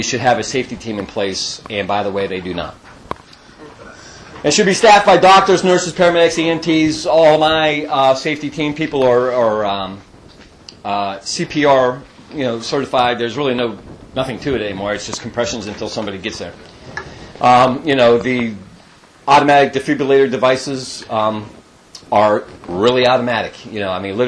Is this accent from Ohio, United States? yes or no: yes; Youngstown, Ohio, United States; I'm from Youngstown, Ohio. I'm from the Yo